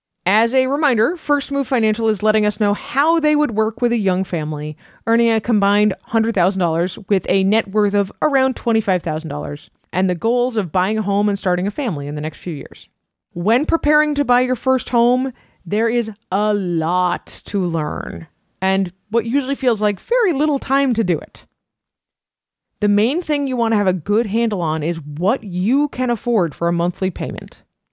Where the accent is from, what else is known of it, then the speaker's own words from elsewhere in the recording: New England, United States; We're from New England.